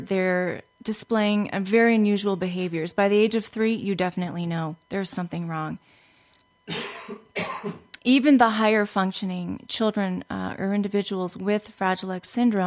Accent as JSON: {"language": "English", "town": "Los Angeles", "region": "California", "country": "United States", "said": "I'm from Los Angeles"}